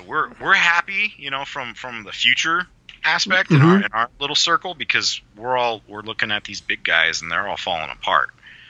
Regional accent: San Diego, California, United States; I'm from San Diego.

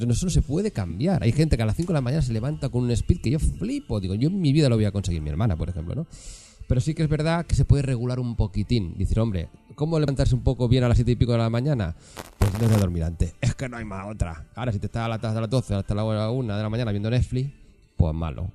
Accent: Catalonia, Spain; now in Madrid, Spain; Allí, allí en mi tierra, yo soy catalán

